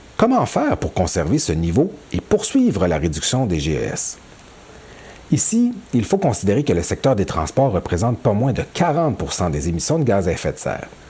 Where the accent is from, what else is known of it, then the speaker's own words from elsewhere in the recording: Quebec, Canada; Chez nous, au Québec